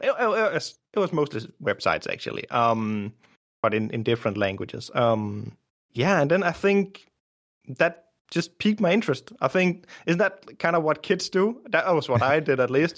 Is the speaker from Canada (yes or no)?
no; Denmark; also born or lived in Copenhagen; I grew up in Denmark, from Denmark, living in Denmark